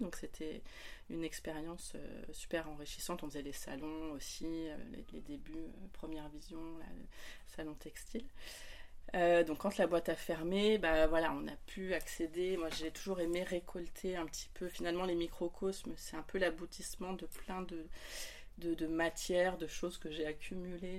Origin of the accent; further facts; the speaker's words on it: Lyon, Auvergne-Rhône-Alpes, France; moved away as an adult; now in near Paris, France; je suis originaire de Lyon